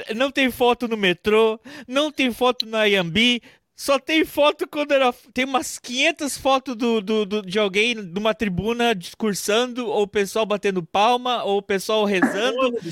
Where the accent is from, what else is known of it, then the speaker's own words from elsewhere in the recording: Curitiba, Paraná, Brazil; vinha de Curitiba